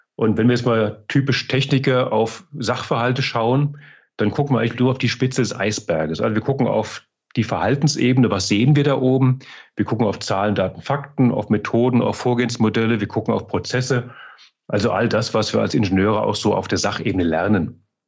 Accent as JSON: {"language": "German", "town": "Mainz", "region": "Rhineland-Palatinate", "country": "Germany", "tie": "born or raised there", "also_born_or_lived": "Frankfurt region", "moved": "as an adult", "lives_now": "Altmühltal, Germany", "said": "Ich bin ja, auch wenn ich heute im Altmühltal wohne, gebürtiger Mainzer, Mainzer Bub"}